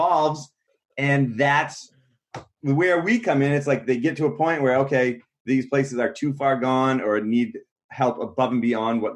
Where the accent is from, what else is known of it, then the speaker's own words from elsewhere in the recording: Maine, United States; good buddies we've grown up with, all family and friends. We're all from Maine